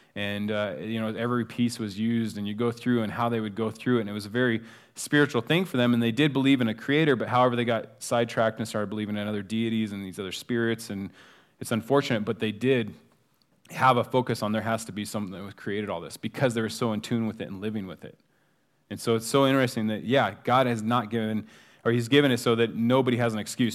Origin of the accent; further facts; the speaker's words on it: United States; being an American